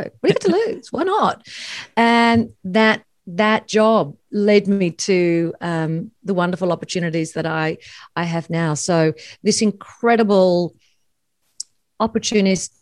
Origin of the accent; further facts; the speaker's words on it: Sydney, New South Wales, Australia; where I grew up on the North Shore